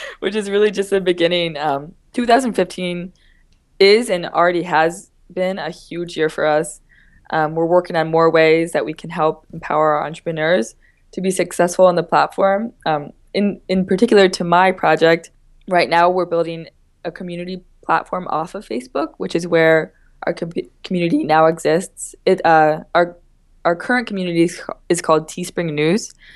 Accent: Boothwyn, Pennsylvania, United States; I'm from Boothwin, Pennsylvania, which is about twenty minutes south of Philadelphia.

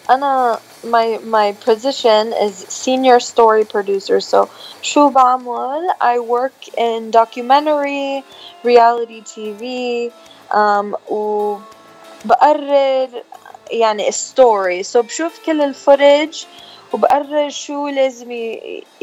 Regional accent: California, United States; Arabic is a second language; انا انا خلقانه بامريكا بكاليفورنيا بس آه، اصلي لبنانيه امي وبيي خلقانين بلبنان ببيروت

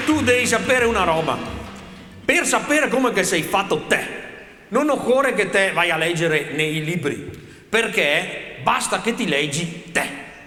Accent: Polesine, Veneto, Italy; vengo dal Polesine

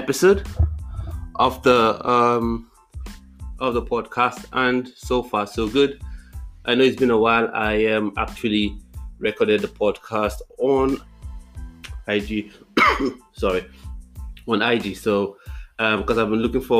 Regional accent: Nigeria; moved away as an adult; also born or lived in Exeter, United Kingdom; now in United Kingdom; Now, I grew up in Nigeria, I was born in the UK, but eventually, I moved over to Nigeria with my parents, and I lived in Nigeria for a very long time before moving back for the better part of a decade to the UK.

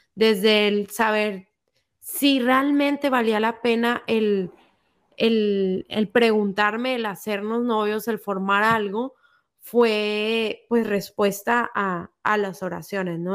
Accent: Mexico; yo soy mexicana

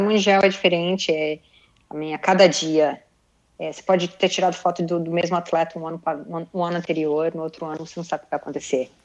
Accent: Brazil; moved away as an adult; also born or lived in Japan; eu sou brasileira, meu pai é japonês

